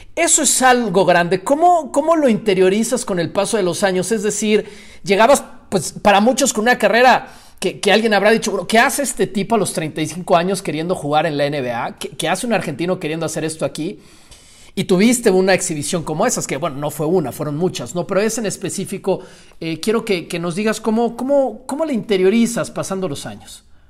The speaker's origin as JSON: {"language": "Spanish", "country": "Mexico", "said": "somos, somos mexicanos"}